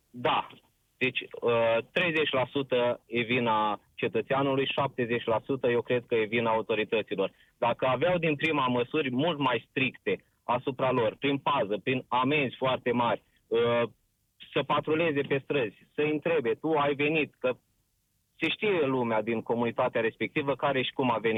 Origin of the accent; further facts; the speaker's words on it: Suceava, Suceava County, Romania; Uh, sunt din Suceava chiar și lucrez la o multinațională